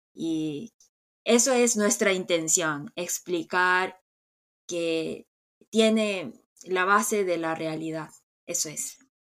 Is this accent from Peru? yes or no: no; South Korea; soy coreana